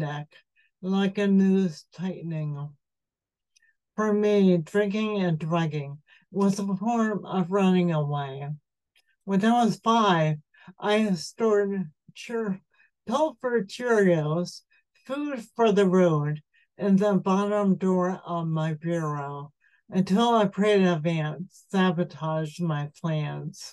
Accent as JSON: {"language": "English", "town": "Levittown", "country": "United States", "tie": "born or raised there", "moved": "yes", "said": "The air I grew up breathing in Levittown was chemical laden"}